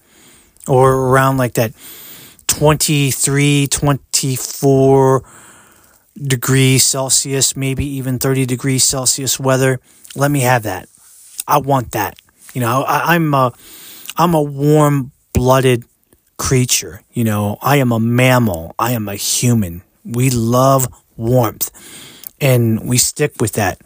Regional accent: Maryland, United States; I grew up in the United States, I was born here

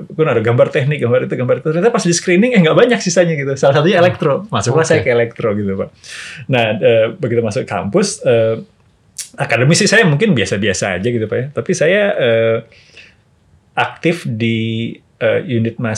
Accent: Bandung, West Java, Indonesia; also born or lived in Jayapura; saya lahir di Bandung pak e, kemudian e, besar di Bandung TK saya sempat tinggal di Jayapura dua tahun

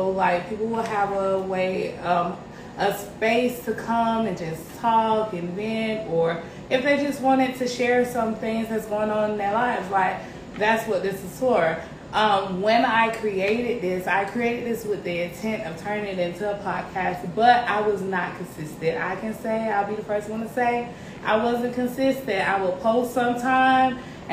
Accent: Columbus, Georgia, United States; now in Greenville, United States; I was born and raised in Columbus, Georgia, C-Town

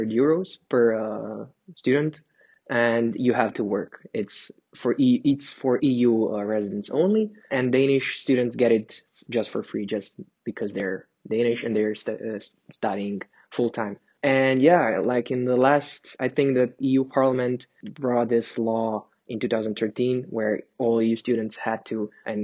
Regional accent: Zagreb, City of Zagreb, Croatia; moved away as an adult; now in Copenhagen, Denmark; I'm from Croatia, Zagreb, the main capital of Croatia.

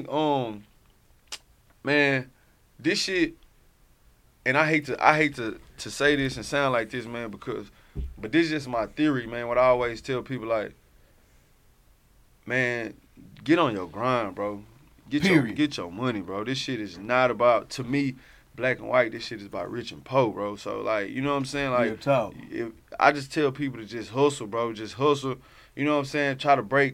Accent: Houston, Texas, United States; I come from Herm Clark

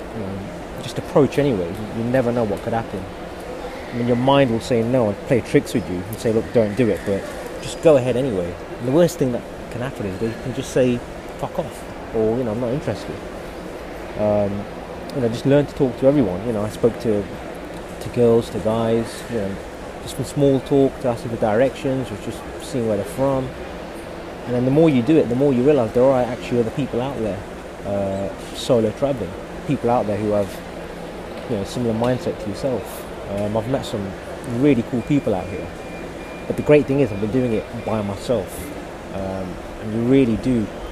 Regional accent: United Kingdom; I'm someone who's born in the UK. I'm a British Asian

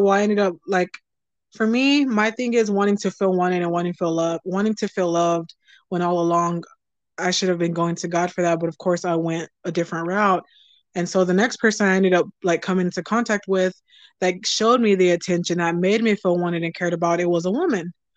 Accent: Texas, United States; I'm a Southern girl. I'm from Texas.

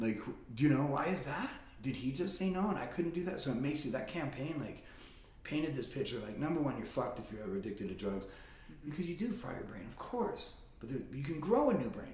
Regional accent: Las Vegas, Nevada, United States; moved away as an adult; now in Reno, United States; I'm born and raised in Vegas

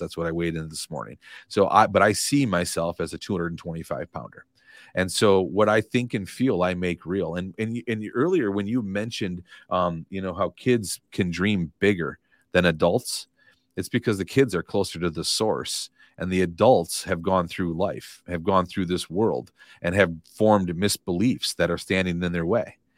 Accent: Madison, Wisconsin, United States; moved away as an adult; now in Fort Myers, United States; I grew up in Madison, Wisconsin, lived forty-two years there, never imagined living anywhere else in my life.

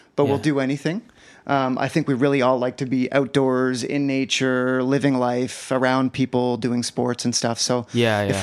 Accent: East Coast, Canada; moved away; also born or lived in Halifax; I'm from the East Coast

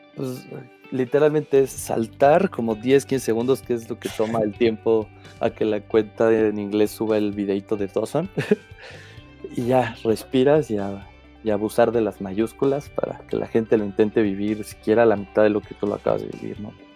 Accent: Mexico; yo soy de México

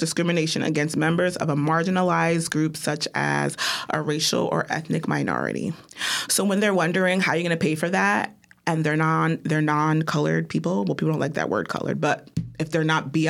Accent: New York, United States; It's giving. I'm from New York.

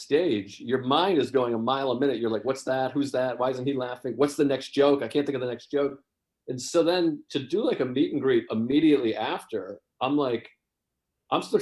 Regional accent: Whitman, Massachusetts, United States; I'm from Massachusetts. I grew up in Whitman, Massachusetts, like south of Boston

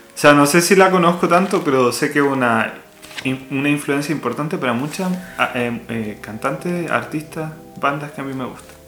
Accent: Chile; somos Chile

